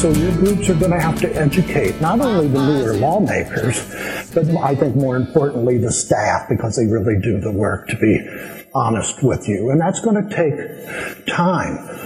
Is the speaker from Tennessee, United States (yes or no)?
no; Washington, District of Columbia, United States; I come from Washington, D.C.